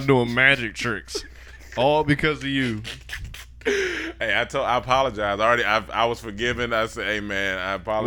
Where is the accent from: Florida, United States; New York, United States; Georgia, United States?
Florida, United States; Miami; moved away as an adult; I was from Miami